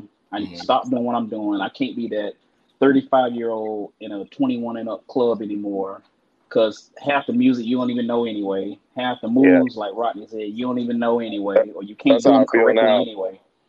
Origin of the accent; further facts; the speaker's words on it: Jacksonville, Florida, United States; now in Orlando, United States; in Jacksonville, Florida. And I'm in Orlando, Central Florida now.